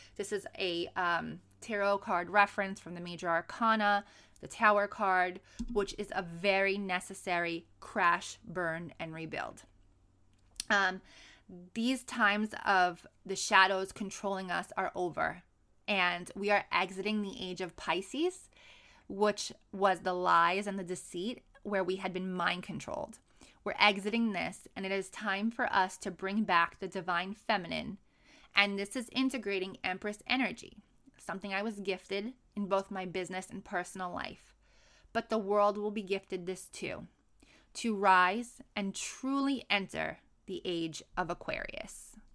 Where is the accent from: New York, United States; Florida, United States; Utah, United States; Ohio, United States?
New York, United States; New York City; moved away as an adult; now in San Diego, United States; born and raised in New York City